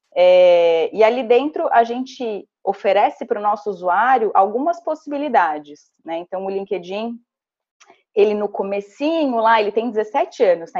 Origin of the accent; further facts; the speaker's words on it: Santa Catarina, Brazil; first language Portuguese; moved away; sou natural de uma cidadezinha de 5 mil habitantes, do interior de Santa Catarina